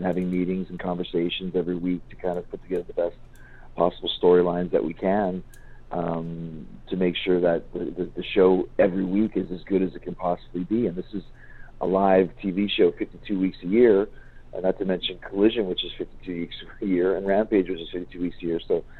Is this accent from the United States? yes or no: no; Saskatoon, Saskatchewan, Canada; I grew up in Saskatoon and had 1,000 matches there or anything